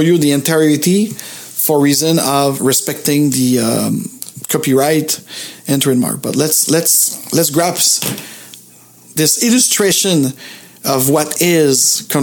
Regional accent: Montreal, Quebec, Canada; I'm from Montreal

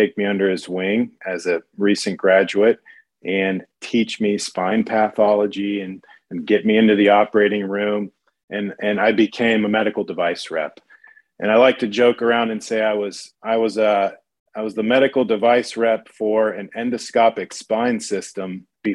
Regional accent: Dayton, Ohio, United States; moved away as an adult; now in Dallas, United States; I grew up in Dayton, Ohio, a little town just north of Cincinnati in the southwestern corner of the state

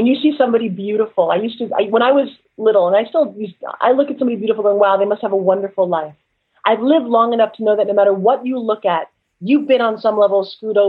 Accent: Long Island, New York, United States; now in Florida, United States; growing up on Long Island

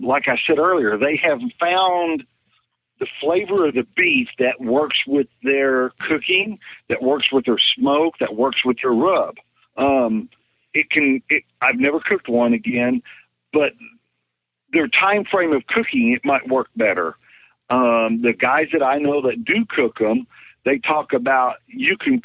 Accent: Chandler, Oklahoma, United States; here in my hometown, Chandler, Oklahoma

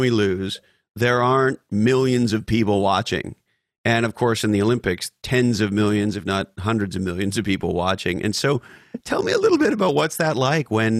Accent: Canada; now in United States; I grew up in Canada.

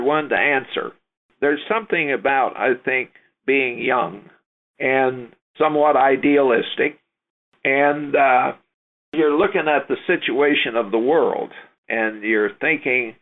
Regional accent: Topeka, Kansas, United States; I grew up in the Kansas River Valley near Topeka

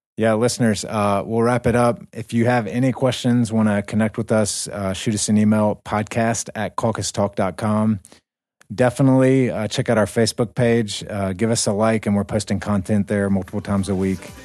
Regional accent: United States; we come from America

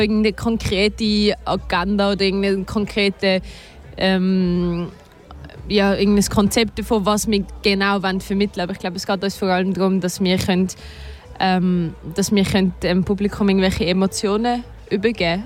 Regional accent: Switzerland; first language Swiss German; unsere Muttersprache

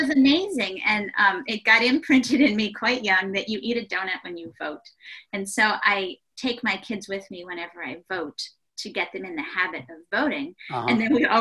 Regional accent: Ohio, United States; I grew up in Ohio

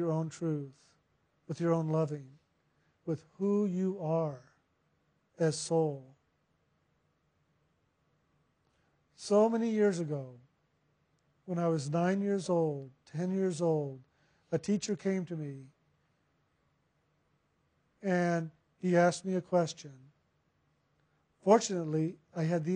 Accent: San Antonio, Texas, United States; I was born in San Antonio.

